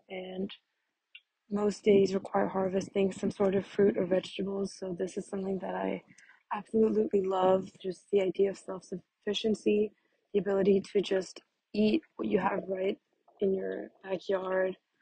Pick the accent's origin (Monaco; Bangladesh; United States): Monaco; moved away as an adult; also born or lived in Barcelona; I'm American but born and raised in Monaco